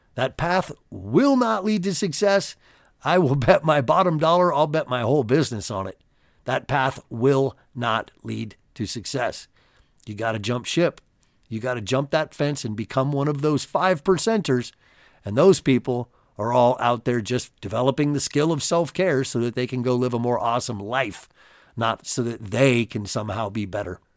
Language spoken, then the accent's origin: English; California, United States; I grew up in California and I had a lot of Mexican friends as a kid